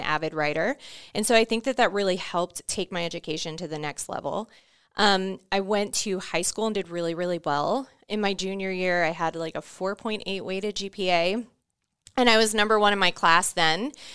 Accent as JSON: {"language": "English", "town": "Orlando", "region": "Florida", "country": "United States", "tie": "born or raised there", "moved": "as an adult", "said": "I grew up in Orlando, Florida, Um, I was born and raised there until I was nineteen."}